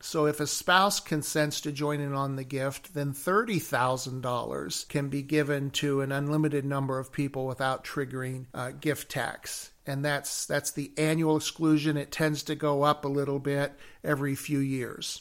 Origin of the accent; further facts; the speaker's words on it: Chicago, Illinois, United States; I'm from Chicago